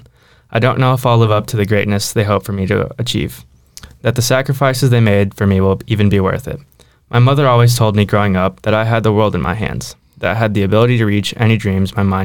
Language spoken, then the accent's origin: English; Marshall, Minnesota, United States; now in Minneapolis-Saint Paul, United States; I grew up in Marshall where there's parking spots everywhere I go. I mean, it's a town of like 5,000 people.